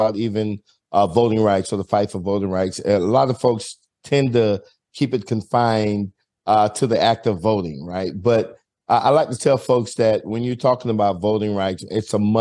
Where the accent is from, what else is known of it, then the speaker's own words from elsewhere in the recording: South Florida, United States; also born or lived in Christiansted, St. Croix, U.S. Virgin Islands / Aurora, Illinois; But I moved to South Florida at a very early age. And that's where I spent most of my years, through elementary, high school, and of course, middle school